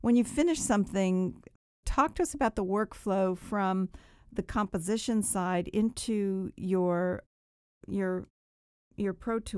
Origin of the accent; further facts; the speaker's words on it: England, United Kingdom; as someone who was born and raised in England, might do it a little bit differently.